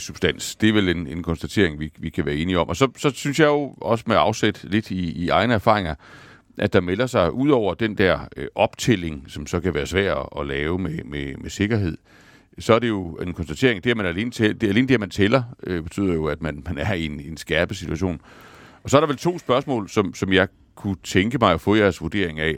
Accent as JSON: {"language": "Danish", "country": "Denmark", "said": "vi som danskere"}